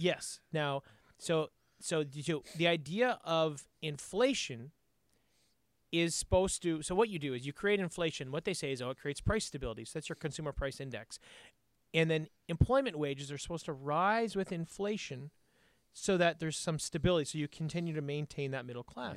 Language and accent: English; Canada